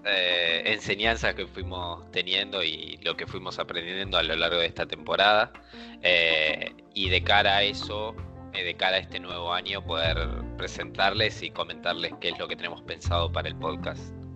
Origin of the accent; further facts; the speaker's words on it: Argentina; nosotros dos somos de Argentina